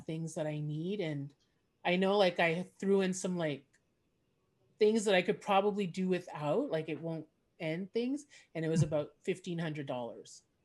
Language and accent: English; Montreal, Quebec, Canada; first language English; I grew up in Montreal and Quebec